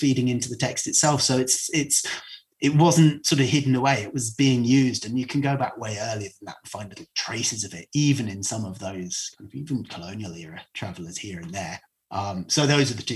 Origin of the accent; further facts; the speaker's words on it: Cornwall, South West England, United Kingdom; I do strongly identify as Cornish, but I wouldn't be ethnically Cornish